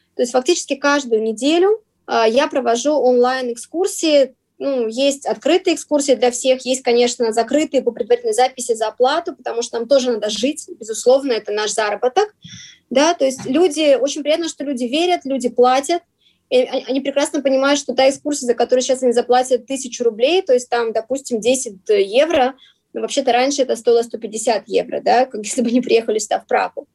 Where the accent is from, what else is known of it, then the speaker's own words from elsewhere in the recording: Vladivostok, Primorsky Krai, Russia; moved away as an adult; now in Prague, Czech Republic; Мы сами из Владивостока, по крайней мере, я